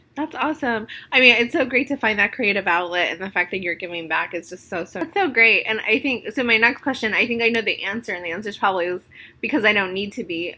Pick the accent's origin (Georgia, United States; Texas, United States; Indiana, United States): Indiana, United States; Indianapolis; moved away as an adult; now in Chicago, United States; I came from Indianapolis, which was not diverse at all